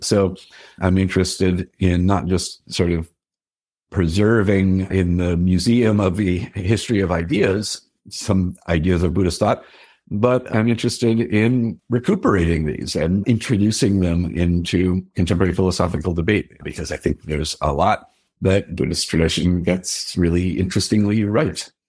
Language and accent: English; Denver, Colorado, United States; I grew up in Denver